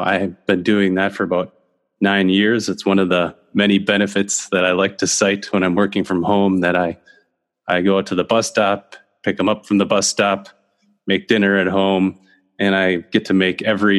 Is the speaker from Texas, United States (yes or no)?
no; Minneapolis, Minnesota, United States; I grew up in South Minneapolis in Minnesota. And I think I was born at the University of Minnesota and lived in South Minneapolis until I was about 8 years old